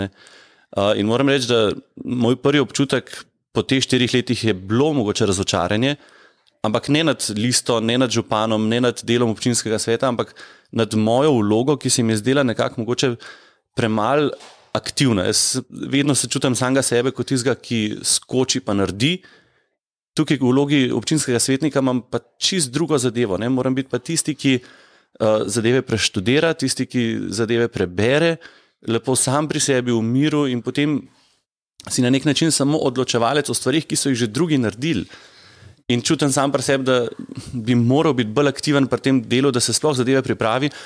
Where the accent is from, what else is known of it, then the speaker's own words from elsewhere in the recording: Ljubljana, Slovenia; moved away as an adult; also born or lived in Senica, Medvode; now in Medvode, Slovenia; jaz sicer res prihajam iz Ljubljane